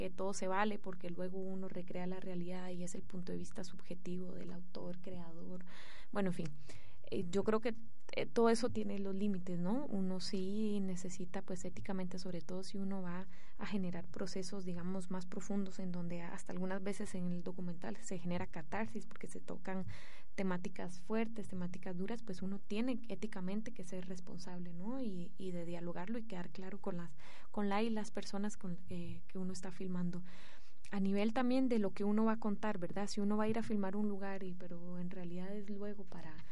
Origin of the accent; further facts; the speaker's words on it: Guatemala; bueno, yo que vengo de Guatemala, o sea, realmente esto es un lujo, es un privilegio